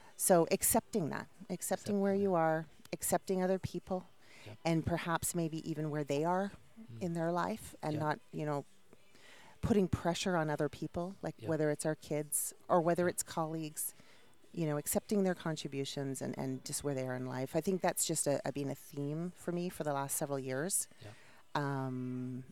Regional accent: Toronto, Ontario, Canada; moved away as an adult; now in United States; I'm from Toronto, Canada

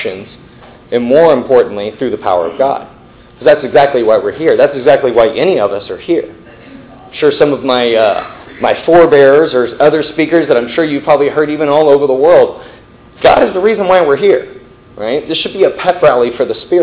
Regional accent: Midland, Texas, United States; also born or lived in New York; now in Dallas, United States; I grew up in Midland, Texas. right? Way West Texas

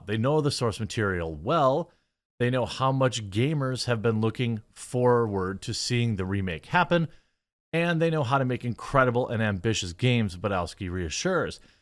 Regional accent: Midwest, United States; I'm from the Midwest

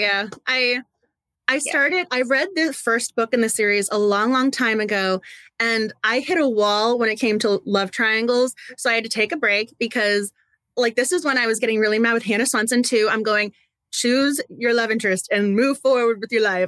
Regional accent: Massachusetts, United States; also born or lived in Waltham; I'm from Massachusetts and I'm in Massachusetts right now

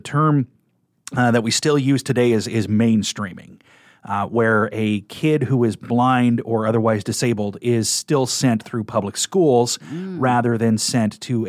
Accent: Kearney, Nebraska, United States; But I am a Nebraska native. I was born in 1975 in Kearney, Nebraska. So I grew up right in the middle of the state

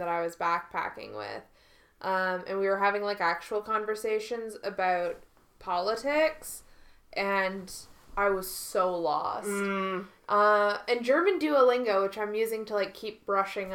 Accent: Canada; I did French in school up until the 9th grade, because I'm Canadian

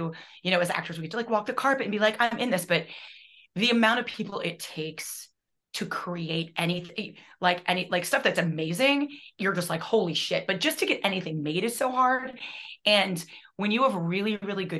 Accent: Midwest, United States; I'm from the Midwest

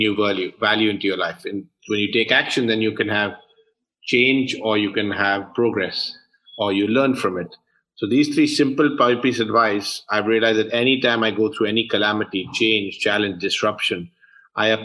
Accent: London, United Kingdom; moved away; I was born and brought up in London, UK.

